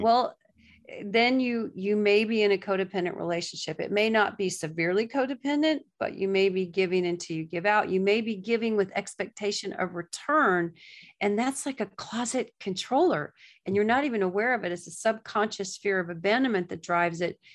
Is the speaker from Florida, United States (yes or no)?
yes; Gulf Coast of Florida, United States; moved away as an adult; also born or lived in Nashville / New York; now in Florida, United States; I was raised on the Gulf Coast of Florida